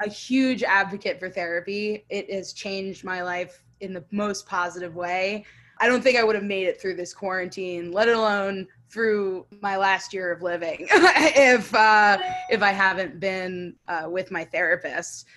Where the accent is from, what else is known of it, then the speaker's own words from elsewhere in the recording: Fort Myers, Florida, United States; I was born in Fort Myers, Florida. I was born and raised there, same house